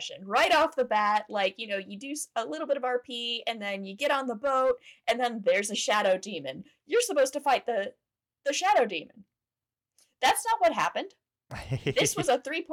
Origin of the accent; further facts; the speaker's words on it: Fayetteville, Georgia, United States; my hometown is Fayette County, and so Fayetteville